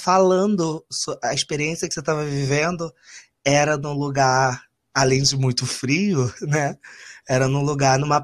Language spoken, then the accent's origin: Portuguese; Rio de Janeiro, Brazil; eu não nasci no Rio de Janeiro, então eu vim para cá muito novo